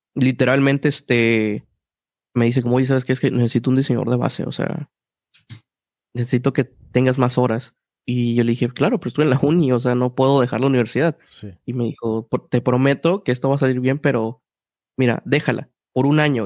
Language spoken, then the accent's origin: Spanish; Mexico City, Mexico; yo soy de Ciudad de México, hay mucho una cultura que se llama la cultura chilanga y es como personas que crecimos en un ambiente